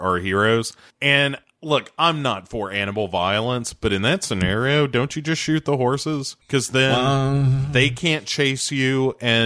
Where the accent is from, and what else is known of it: United States